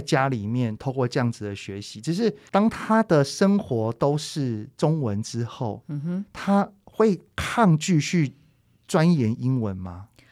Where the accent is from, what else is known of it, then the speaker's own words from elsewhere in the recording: Taiwan; 我们台湾人